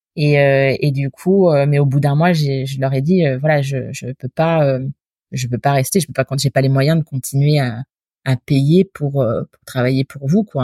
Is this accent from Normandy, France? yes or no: yes; Normandy, France; moved away as an adult; je suis normande d'origine